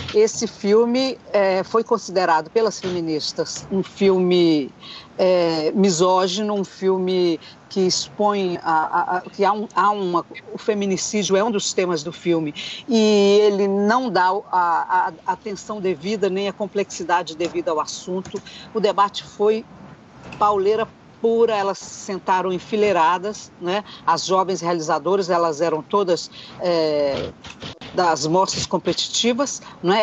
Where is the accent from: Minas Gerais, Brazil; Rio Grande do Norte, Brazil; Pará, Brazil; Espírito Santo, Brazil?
Minas Gerais, Brazil; also born or lived in Brasília, Brazil; now in São Paulo, Brazil; eu sou mineira